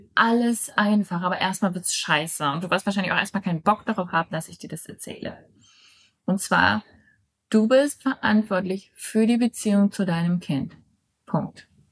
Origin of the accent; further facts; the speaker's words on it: Germany; moved away; Ich nehme aus Deutschland auf. Ich bin momentan meine Herkunftsfamilie besuchen